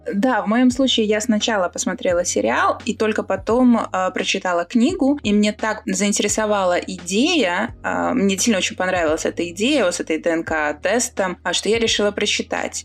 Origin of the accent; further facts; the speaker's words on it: Riga, Latvia; я же из Риги